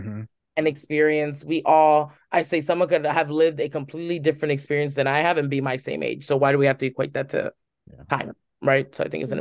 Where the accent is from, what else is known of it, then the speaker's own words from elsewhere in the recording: United States; I'm Cuban American.